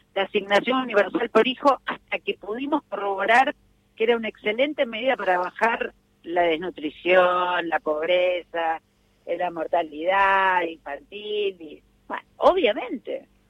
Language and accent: Spanish; Morón, Buenos Aires Province, Argentina; Nací en Morón, vivo en Morón